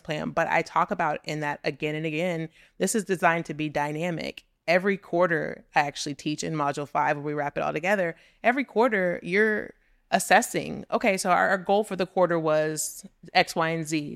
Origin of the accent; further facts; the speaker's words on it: Texas City, Texas, United States; moved away as an adult; also born or lived in New York; I'm from Texas City, Texas. I graduated with eighteen people in my senior class.